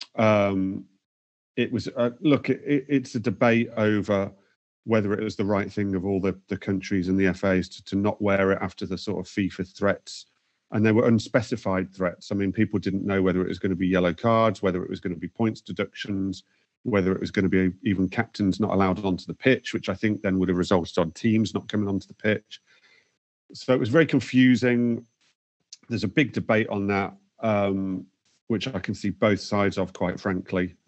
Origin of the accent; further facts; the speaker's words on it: England, United Kingdom; as English fans